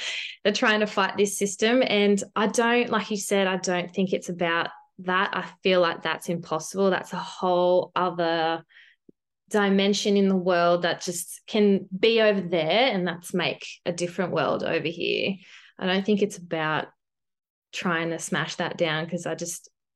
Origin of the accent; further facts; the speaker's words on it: Australia; as an Australian